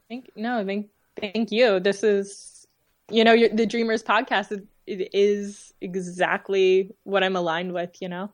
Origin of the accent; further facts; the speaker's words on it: Dayton, Ohio, United States; my hometown, um, in Dayton, Ohio